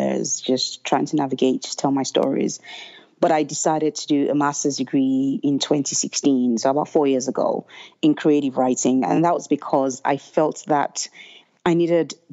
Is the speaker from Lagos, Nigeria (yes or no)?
yes; Lagos, Nigeria; moved away as an adult; growing up in Nigeria and Lagos, I grew up in a neighborhood where we had a lot of housemaids